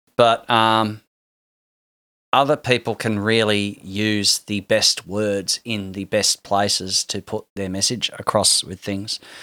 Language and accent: English; Hobart, Tasmania, Australia; I'm from Tasmania